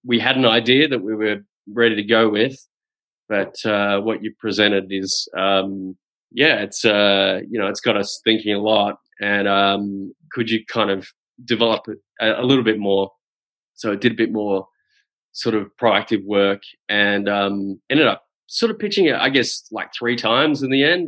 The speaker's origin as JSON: {"language": "English", "town": "Adelaide", "region": "South Australia", "country": "Australia", "moved": "yes", "said": "I'm from Adelaide originally"}